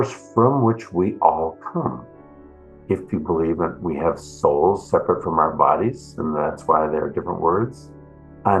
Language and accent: English; Minnesota, United States; moved away as an adult; also born or lived in East Coast / San Francisco, California; now in Berkeley, United States; I grew up in Minnesota